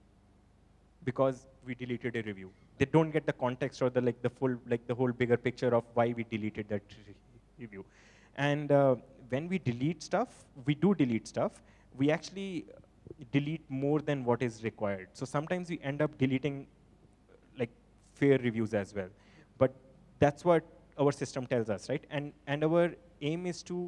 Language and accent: English; Punjab, India; So we are from Punjab